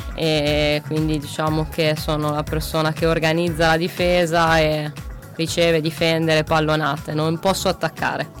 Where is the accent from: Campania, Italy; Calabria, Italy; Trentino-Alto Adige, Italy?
Trentino-Alto Adige, Italy; Merano; now in Macerata, Italy; Arrivo dall'Alto Adige, da Merano